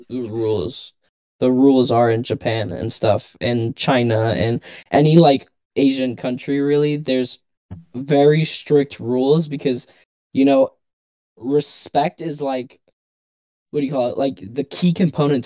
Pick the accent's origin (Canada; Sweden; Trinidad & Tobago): Trinidad & Tobago; now in United States; me growing up in Trinidad